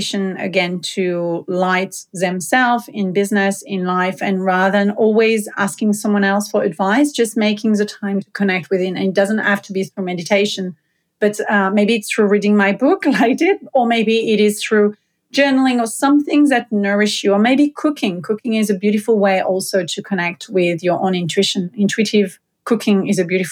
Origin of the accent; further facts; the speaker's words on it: south of France, France; moved away; I come from a very small village in the south of France